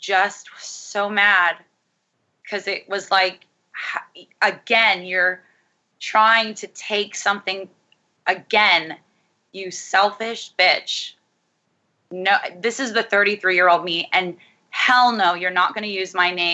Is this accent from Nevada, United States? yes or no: yes; Las Vegas, Nevada, United States; that's my hometown. I grew up there